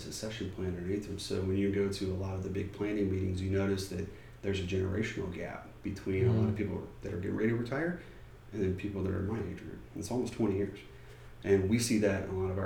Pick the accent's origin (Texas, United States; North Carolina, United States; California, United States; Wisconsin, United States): Texas, United States; Georgetown; I grew up in Georgetown.